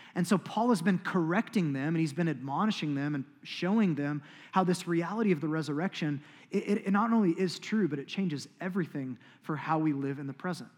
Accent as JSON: {"language": "English", "country": "United States", "said": "as American Christians"}